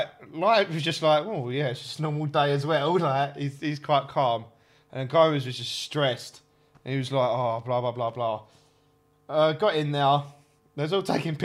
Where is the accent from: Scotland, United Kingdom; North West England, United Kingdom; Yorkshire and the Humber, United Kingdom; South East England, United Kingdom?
South East England, United Kingdom; Kent; I'm from Kent.